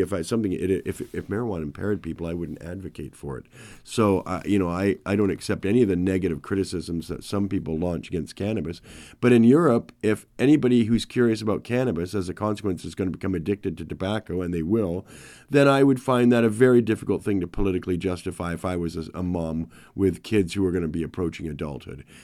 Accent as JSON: {"language": "English", "country": "Canada", "said": "I've lived a perfect, privileged life being a Canadian white person"}